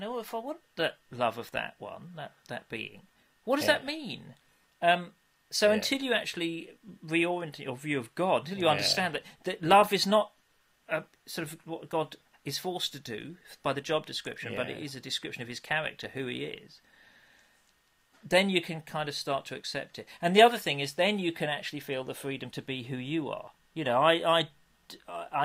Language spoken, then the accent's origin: English; England, United Kingdom; we're English